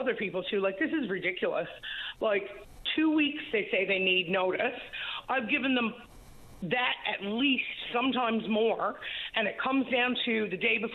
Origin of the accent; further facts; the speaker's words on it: Labrador City, Newfoundland and Labrador, Canada; now in Gander, Canada; I'm from Labrador City